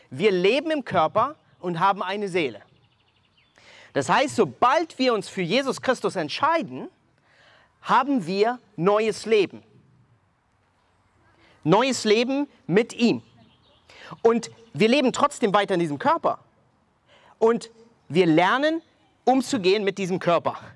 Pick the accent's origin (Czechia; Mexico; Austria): Mexico; now in Germany; ich komme ursprünglich aus Mexiko, wohne seit 19 Jahren in Deutschland